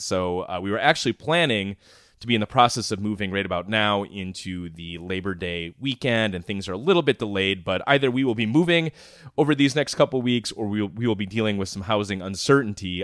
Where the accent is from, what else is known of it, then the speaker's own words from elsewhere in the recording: Minnesota, United States; I'm from Minnesota, I covered Minnesota politics for a while